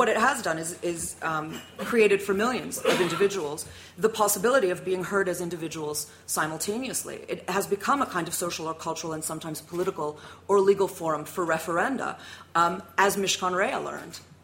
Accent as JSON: {"language": "English", "country": "United States", "tie": "born or raised there", "moved": "yes", "lives_now": "United Kingdom", "said": "As an American, I was taught, as all American school children are"}